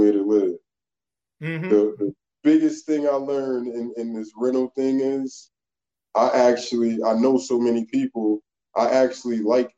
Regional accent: Schenectady, New York, United States; also born or lived in New Jersey / North Carolina / Pennsylvania; I'm from Schenectady, Hamilton Hill, to be exact

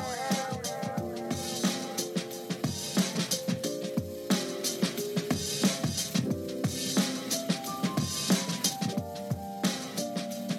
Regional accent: Scotland, United Kingdom; now in Vietnam; I'm Scottish

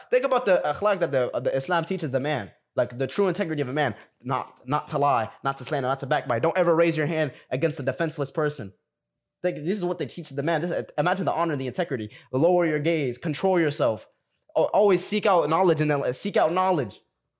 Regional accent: Sudan; Let's talk about like, and we're all from Sudan. We're all from Sudan, right?

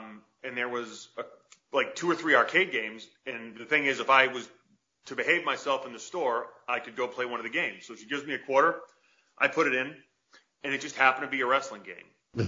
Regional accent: Worcester, Massachusetts, United States; accent: Massachusetts; Yeah, Worcester, we're saying it like that. It's weird, like I've lost my Massachusetts accent since.

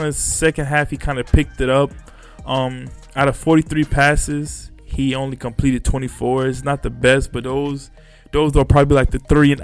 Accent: Florida, United States; moved away; also born or lived in Texas; I'm from Florida, but I lived in Texas damn near half my years in Florida and half my years in Texas.

